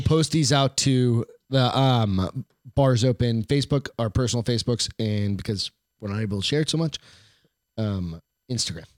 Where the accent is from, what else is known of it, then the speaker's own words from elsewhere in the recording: United States; as an American